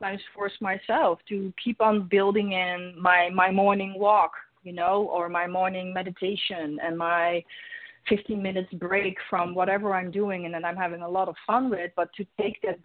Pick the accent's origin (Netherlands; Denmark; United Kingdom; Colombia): Netherlands; English is a second language; moved away; I'm Dutch originally, so my first language is not English.